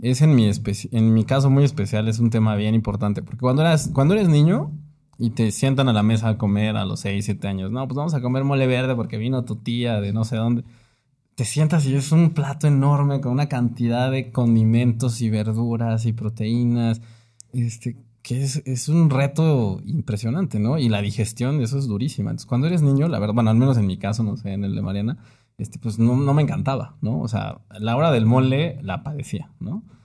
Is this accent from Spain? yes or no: no; Oaxaca de Juárez, Oaxaca, Mexico; also born or lived in Puebla; now in Mexico City, Mexico; yo también nací en la ciudad de Oaxaca de Juárez. Muy chiquito me tuve que mudar a Puebla por, este, los estudios de mi papá, pero básicamente toda mi infancia fue en Oaxaca